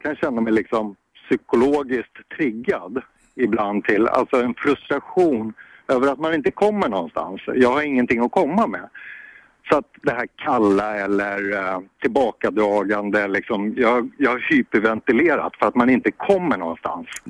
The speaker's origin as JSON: {"language": "Swedish", "country": "Sweden", "said": "Jag är svensk man"}